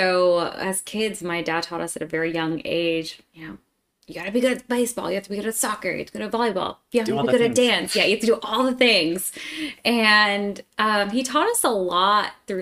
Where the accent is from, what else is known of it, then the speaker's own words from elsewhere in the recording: Scranton, Pennsylvania, United States; moved away as an adult; now in Atlanta, United States; I'm from Pennsylvania and grew up in a small family.